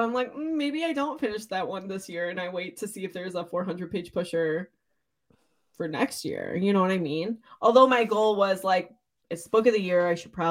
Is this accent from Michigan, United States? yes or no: yes; Michigan, United States; but we're from Michigan